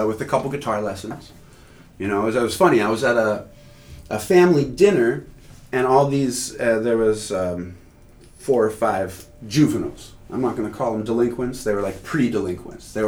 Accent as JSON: {"language": "English", "town": "Carlsbad", "region": "California", "country": "United States", "tie": "born or raised there", "also_born_or_lived": "Anchorage, Alaska", "said": "my folks moved to Carlsbad when I was, I don't know, 6, 91. And I grew up in Carlsbad pretty much ever since"}